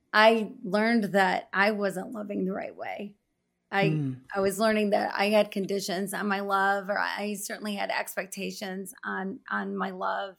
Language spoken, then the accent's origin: English; United States; I'm American